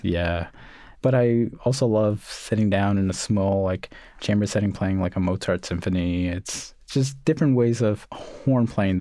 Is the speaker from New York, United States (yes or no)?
yes; New York City, New York, United States; also born or lived in Puerto Rico (family); I was born in Coney Island, grew up in the projects, and then moved out to Canarsie